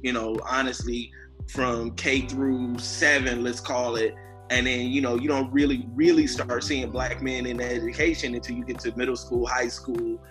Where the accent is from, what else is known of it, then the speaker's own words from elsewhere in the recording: Inglewood, California, United States; being born and raised in Inglewood